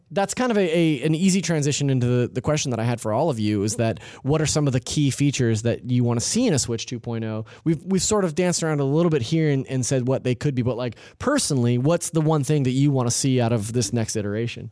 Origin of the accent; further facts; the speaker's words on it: California, United States; I'm from California. I s, I, I use gnarly just interchangeably